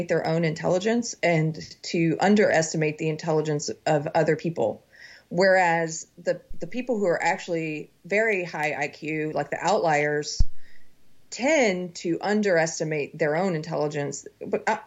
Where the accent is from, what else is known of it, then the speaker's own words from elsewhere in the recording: South Carolina, United States; also born or lived in Los Angeles, California; now in Texas, United States; I'm from South Carolina